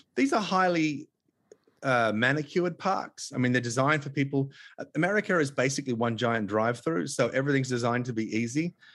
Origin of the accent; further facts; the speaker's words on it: Tasmania, Australia; moved away as an adult; also born or lived in Los Angeles, United States; now in Los Angeles area, United States; because I was born in Tasmania and I drew my first breath of Tasmanian air